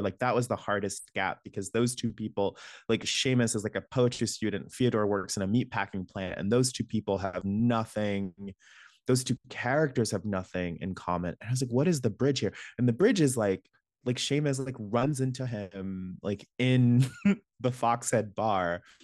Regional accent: Alabama, United States; moved away; I'm from Alabama

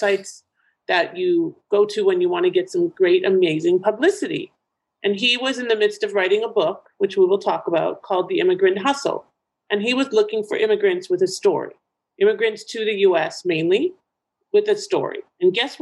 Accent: Toronto, Ontario, Canada; moved away as an adult; now in United States; my hometown of Toronto, Ontario, Canada

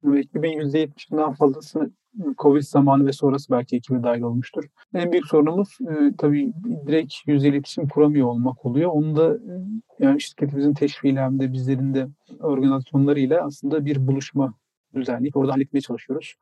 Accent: Trabzon, Turkey; now in Istanbul, Turkey; Trabzonlu ve Trabzonsporluyum

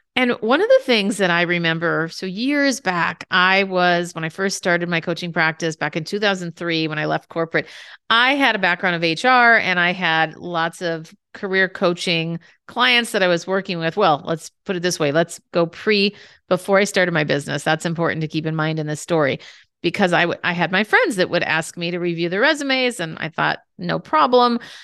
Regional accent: Minnesota, United States; I grew up in Minnesota

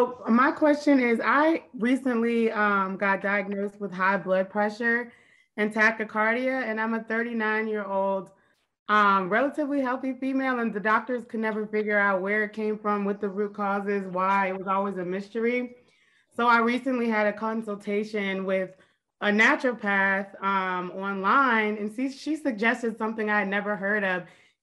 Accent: Washington, District of Columbia, United States; Hi, I'm from DC.

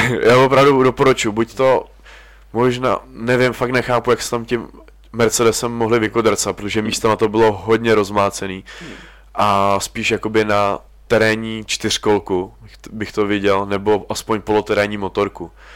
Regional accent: Czechia; we are from Czech Republic

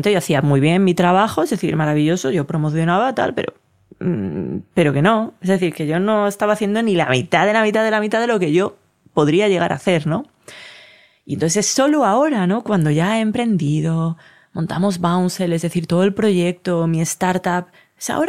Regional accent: Colombia; Yo soy de Colombia, que es azul

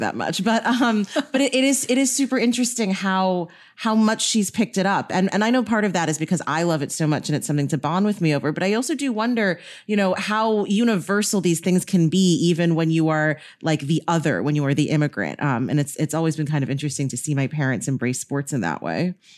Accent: New York, United States; I grew up in New York

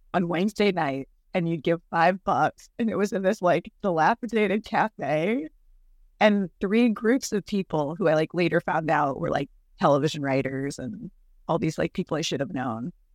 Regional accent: California, United States; also born or lived in Chicago, Illinois; was born in Chicago, but we moved to California when I was three

